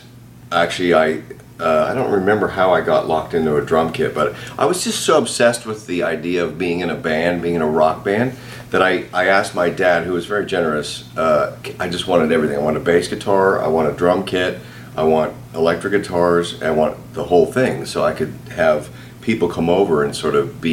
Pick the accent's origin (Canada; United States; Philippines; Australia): Canada; I grew up in Canada. I'm Canadian